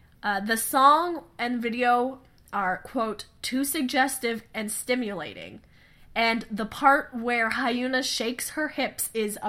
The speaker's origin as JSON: {"language": "English", "country": "United States", "said": "we realize that we're not from South Korea, so it might, coming from American perspective"}